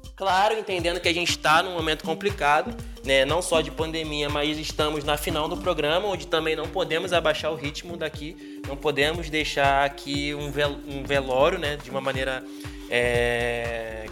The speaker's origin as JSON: {"language": "Portuguese", "region": "Rio de Janeiro", "country": "Brazil", "tie": "born or raised there", "also_born_or_lived": "São João de Meriti / São Paulo", "said": "Sou de São João de Meriti, criado em Bangu"}